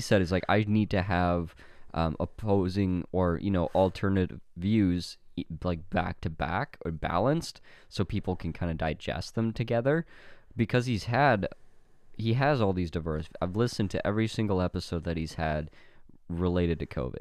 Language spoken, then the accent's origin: English; Canada; my hometown